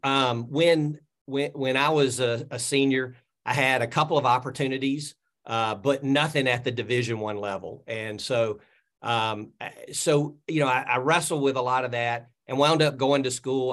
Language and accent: English; Birmingham, Alabama, United States; I grew up in Birmingham area, I moved back to Birmingham